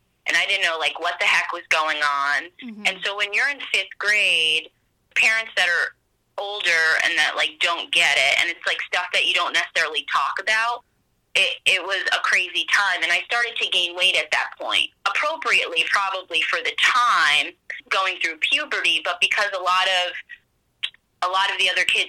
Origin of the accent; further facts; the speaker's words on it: Pennsylvania, United States; also born or lived in New Jersey; we moved from New Jersey to Pennsylvania when I was in fourth grade